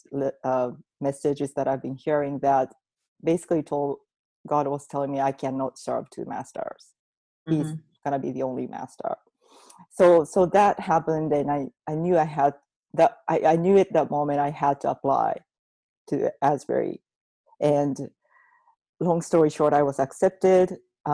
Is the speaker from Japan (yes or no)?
yes; Japan; moved away as an adult; I grew up in Japan in a Buddhist/Shintoism family